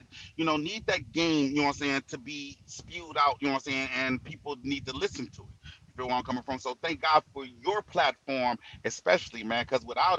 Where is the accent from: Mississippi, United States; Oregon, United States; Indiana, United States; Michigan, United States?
Michigan, United States; Saginaw; I'm from Saginaw